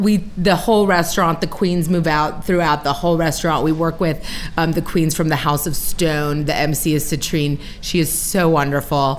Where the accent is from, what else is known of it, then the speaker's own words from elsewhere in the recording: White Oak, Maryland, United States; I grew up in White Oak, just sort of uh, about a couple miles up Colesville Road here. And so I'm from this area